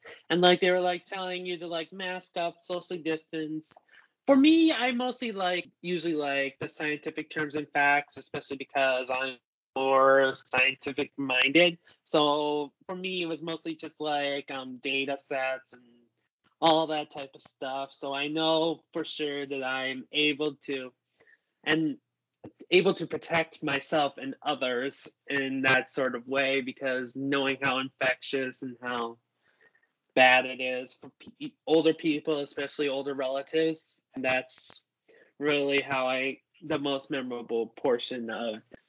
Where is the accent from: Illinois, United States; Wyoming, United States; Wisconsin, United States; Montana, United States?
Wisconsin, United States; Milwaukee; And I'm also from Wisconsin